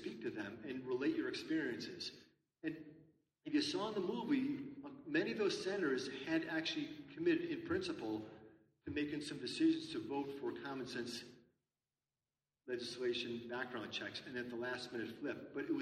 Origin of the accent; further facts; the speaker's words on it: Newtown, Connecticut, United States; my hometown of Newtown, Connecticut